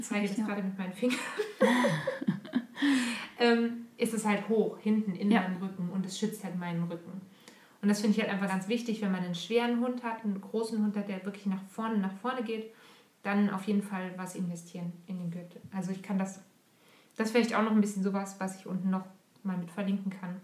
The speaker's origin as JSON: {"language": "German", "area": "Monschau area", "region": "North Rhine-Westphalia", "country": "Germany", "moved": "yes", "lives_now": "Switzerland", "said": "Monschau-Marathon ist ein relativ bekannter Lauf in der Ecke, wo ich herkomme"}